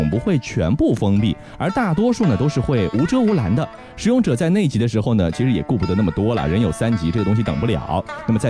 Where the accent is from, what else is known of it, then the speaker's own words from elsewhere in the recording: Shanghai, China; 对我们上海人来说呢，这用马桶呢，呃，也不算是一个不熟悉的事儿，